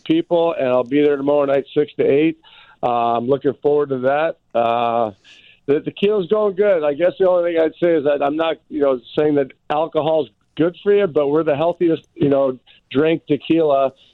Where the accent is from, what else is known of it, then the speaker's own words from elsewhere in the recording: Chicago, Illinois, United States; it's in my hometown.